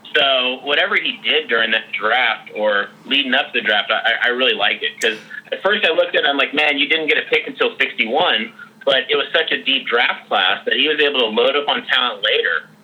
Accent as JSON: {"language": "English", "town": "San Francisco", "region": "California", "country": "United States", "tie": "born or raised there", "said": "my hometown team"}